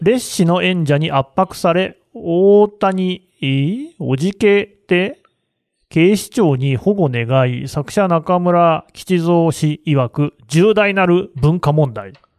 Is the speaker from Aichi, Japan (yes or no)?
yes; Aichi, Japan; 愛知県民の私としては